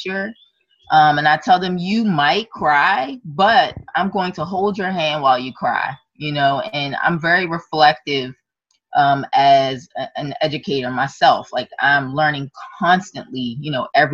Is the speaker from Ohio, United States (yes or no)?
no; Maryland, United States; I have been born and raised in Maryland